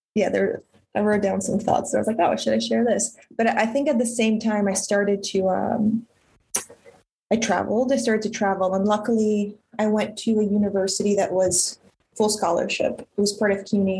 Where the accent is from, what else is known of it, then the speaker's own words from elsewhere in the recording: Ukraine; I was born in Ukraine at, at the collapse of the Soviet Union